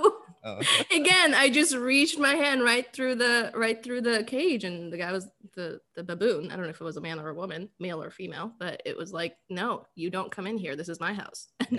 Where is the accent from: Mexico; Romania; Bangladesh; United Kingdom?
Bangladesh; moved away; when I was a kid, I grew up in Bangladesh